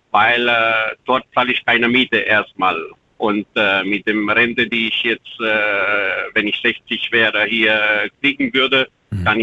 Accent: Romania; German is a second language; moved away as an adult; now in Germany; Ich bin mit äh, 25 Jahren aus Rumänien nach Deutschland gekommen. Mittlerweile bin ich 50 geworden dieses Jahr.

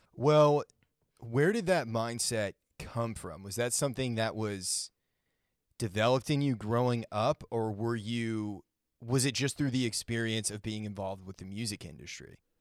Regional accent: Maine, United States; I grew up in Maine

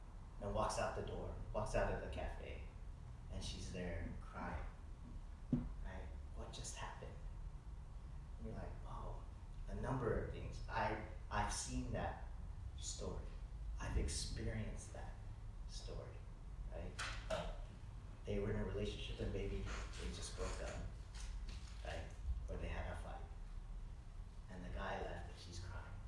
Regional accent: the South, United States; I grew up in the South

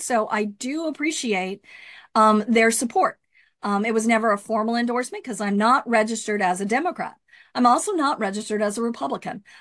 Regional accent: Rio Grande Valley, Texas, United States; moved away as an adult; also born or lived in Austin, Texas / Goleta, California; now in Lompoc, United States; I'm from the Rio Grande Valley

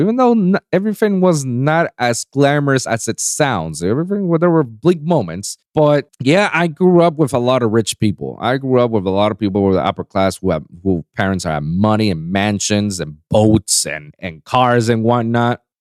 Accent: Puerto Rico; now in United States; I never experienced racism in, in my country, in my, in my hometown, in my island

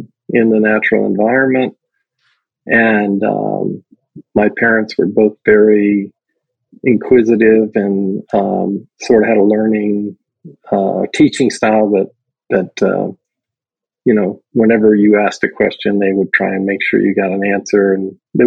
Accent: Hialeah, Florida, United States; I grew up in Miami, Florida. More specifically, Hialeah

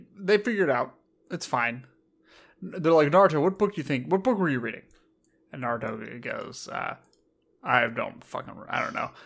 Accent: United States; I was raised in America

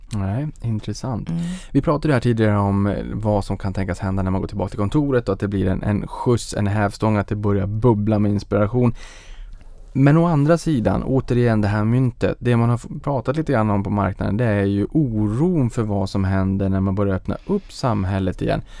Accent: Boden, Norrbotten County, Sweden; moved away; jag var hemma i Boden

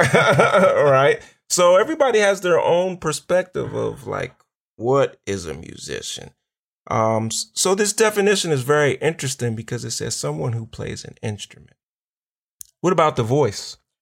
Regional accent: Pittsburgh, Pennsylvania, United States; now in Chicago, United States; I'm originally from Pittsburgh, but we're here in Chicago

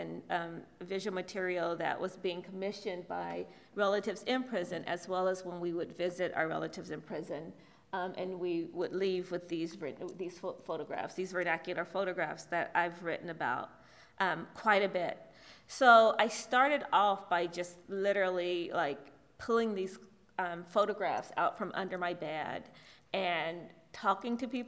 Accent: Southwest Ohio, United States; incarceration has reshaped my family in my hometown in Southwest Ohio

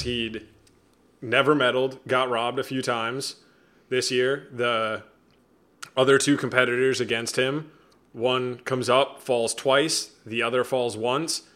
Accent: United States; I'm an American

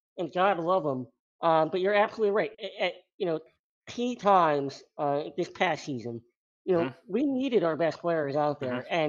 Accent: Maryland, United States; I lived in Maryland. I grew up in Maryland.

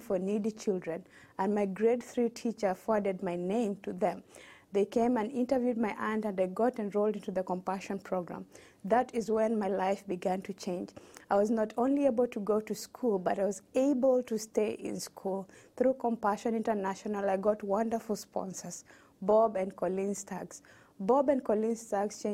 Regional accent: Western Kenya, Kenya; I was born in Kenya to a large family of initially 10 children. We lived in a village in Western Kenya

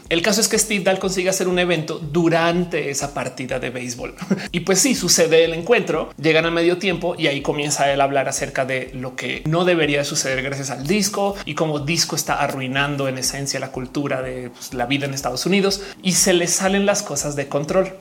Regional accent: Colombia; also born or lived in United States / Australia; now in Mexico; creciendo en Colombia

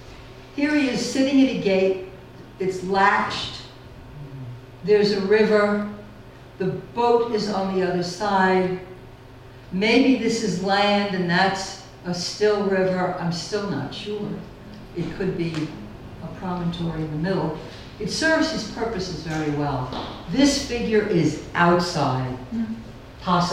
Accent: United States; I'm an American

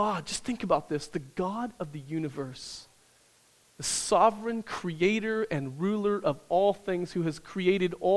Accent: Midwest, United States; where I grew up in the Midwest.

